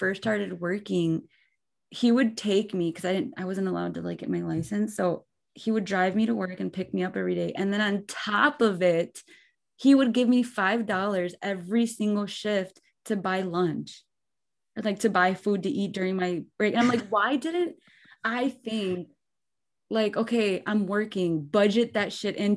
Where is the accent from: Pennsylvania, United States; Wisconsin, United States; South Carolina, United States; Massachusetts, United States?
Wisconsin, United States; Muskego; I grew up in Muskego